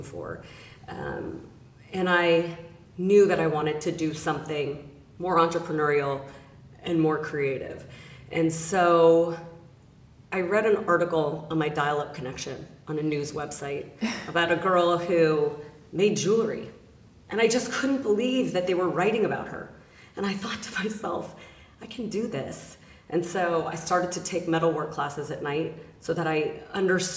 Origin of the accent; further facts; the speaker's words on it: Los Angeles, California, United States; I am born and raised in Los Angeles, California